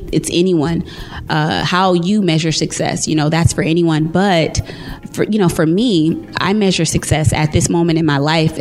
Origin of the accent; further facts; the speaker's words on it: California, United States; moved away as an adult; now in Dallas, United States; I'm from California, and I'm going to spend some time home this fall